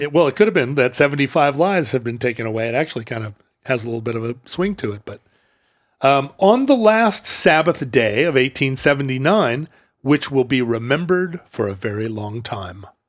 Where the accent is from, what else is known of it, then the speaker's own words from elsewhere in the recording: United States; being an American